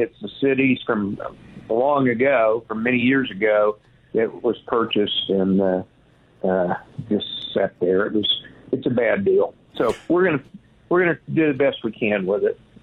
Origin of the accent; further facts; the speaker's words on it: Cordell, Oklahoma, United States; my hometown. I'm uh, I've been here most of my life